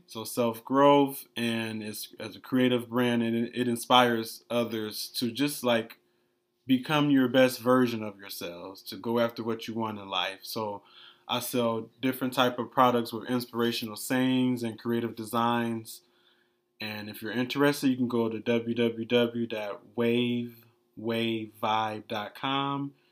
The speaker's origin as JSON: {"language": "English", "town": "Detroit", "region": "Michigan", "country": "United States", "tie": "born or raised there", "moved": "as an adult", "lives_now": "Miami, United States", "said": "born and raised in Detroit, Michigan."}